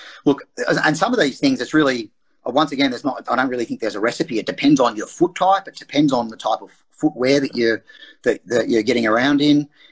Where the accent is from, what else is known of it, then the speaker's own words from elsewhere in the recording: Geelong, Victoria, Australia; I actually moved back to Geelong, which was my hometown